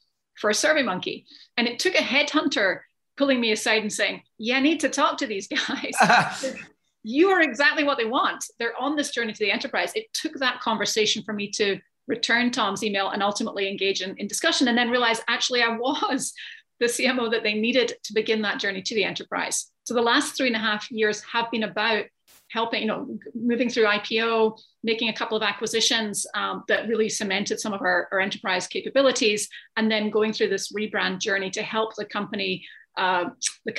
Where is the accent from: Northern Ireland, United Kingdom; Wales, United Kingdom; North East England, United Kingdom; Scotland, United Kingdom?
Scotland, United Kingdom; moved away as an adult; now in United States; I grew up in Scotland. I've been in the States for 20 years